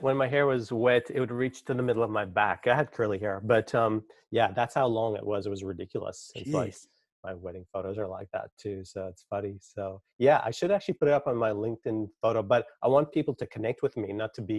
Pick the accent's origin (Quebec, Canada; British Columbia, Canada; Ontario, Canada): Quebec, Canada; Montreal; I was brought up in the French section of Montreal. It's mostly French, but there are like English suburbs. So yeah, went from just speaking English to speaking French and then reading, writing French.